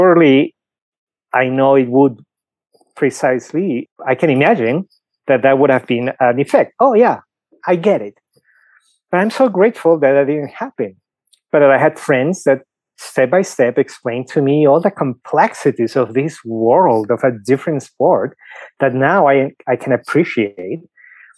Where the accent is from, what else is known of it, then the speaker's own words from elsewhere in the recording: Lima, Peru; English is a second language; moved away as an adult; now in Denver, United States; you can clearly tell I have an accent, right? So I was born in Lima, Peru. I've been in the US for 15 years.